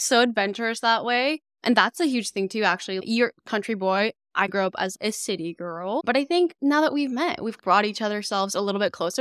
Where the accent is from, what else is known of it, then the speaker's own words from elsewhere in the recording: Calgary, Alberta, Canada; moved away as an adult; also born or lived in Jeju, South Korea; now in Halifax, Canada; I was born on an island in Jeju, South Korea, and I'd moved back and forth a few times from Korea to Calgary, which is where I mainly grew up for my entire life.